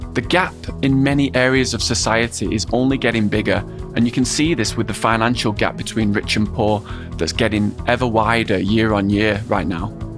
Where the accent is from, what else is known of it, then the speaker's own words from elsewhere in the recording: England, United Kingdom; also born or lived in Hong Kong; I've gone through the education system in England as both a student and a substitute teacher